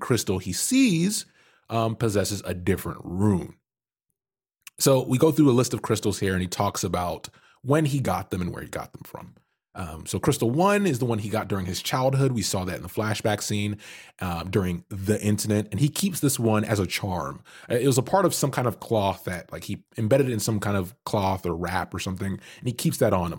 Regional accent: Canada; I'm Canadian

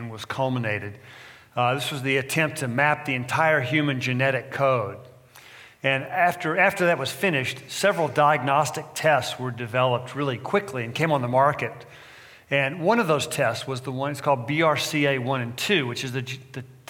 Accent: Texas, United States; now in California, United States; I'm from Texas originally, transplanted Californian

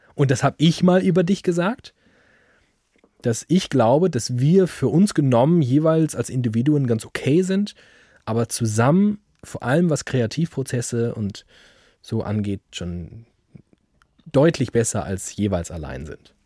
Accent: Frankfurt, Germany; ich komme aus Frankfurt

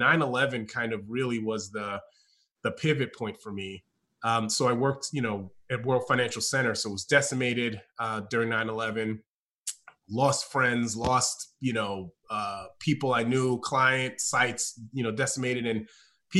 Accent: New York, United States; moved away as an adult; also born or lived in Austin, Texas; now in Chapel Hill, United States; I'm a New Yorker

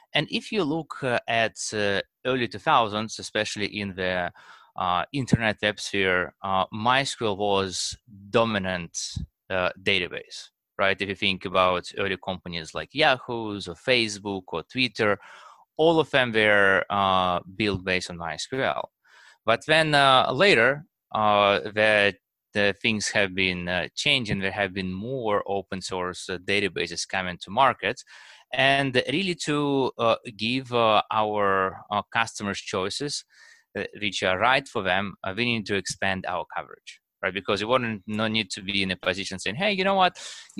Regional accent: Russia; now in United States; I was born in Russia, and over time moved to United States

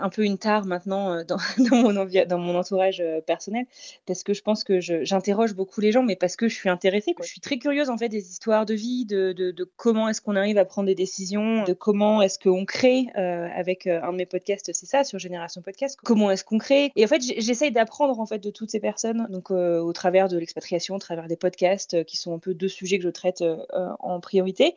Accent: France; moved away; je suis française moi-même

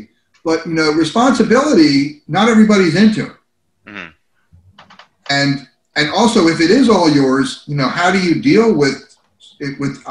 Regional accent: New Jersey, United States; also born or lived in California; Growing up in Jersey, I was looking to get out of the Northeast to find something more intense, which was when I got to California.

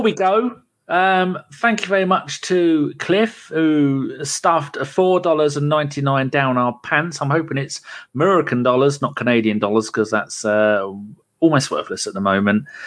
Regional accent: London, United Kingdom; moved away; I'm born in London. I was born in London

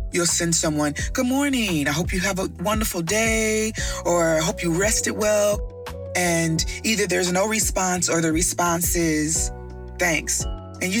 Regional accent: Midwest, United States; I'm from the Midwest.

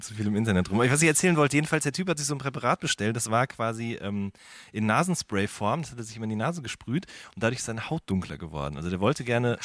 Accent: Hagen, North Rhine-Westphalia, Germany; now in Berlin, Germany; ich komme ja aus dem, aus dem Ruhrgebiet oder quasi an, aus der, an der Grenze zum Ruhrgebiet bin ich geboren worden in Hagen

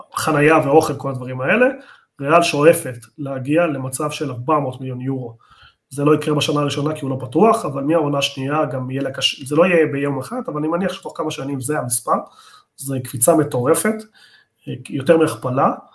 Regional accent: Argentina; אני ארגנטינאי

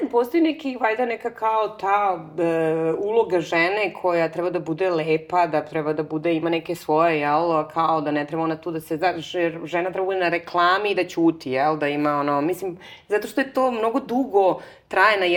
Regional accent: Belgrade, Serbia; moved away as an adult; now in Barcelona, Spain; ja sam iz Beograda, Znaš, kao je, ovaj, nemojte brinete što ne znate da je Srbija, ne zna ni porodica mog muža

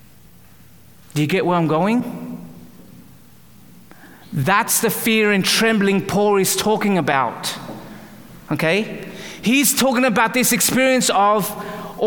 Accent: Australia; moved away as an adult; also born or lived in Calgary, Canada; now in Vancouver area, Canada; I was born and raised in Australia

